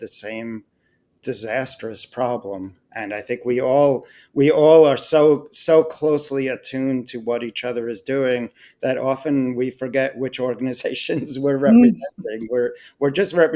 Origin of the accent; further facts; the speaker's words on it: Long Island, New York, United States; now in New York City, United States; I grew up on Long Island in the state of New York